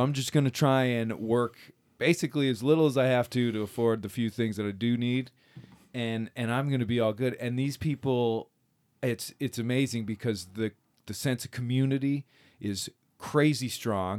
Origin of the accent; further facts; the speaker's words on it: Michigan, United States; growing up in Michigan